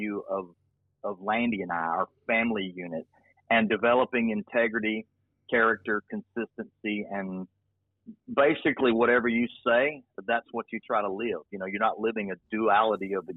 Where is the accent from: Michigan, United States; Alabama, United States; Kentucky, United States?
Alabama, United States; Birmingham; also born or lived in Mobile, Alabama; I was born in Mobile, raised in Birmingham